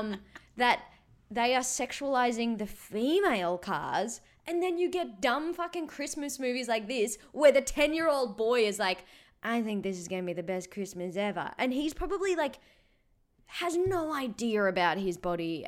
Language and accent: English; Australia; as an Australian citizen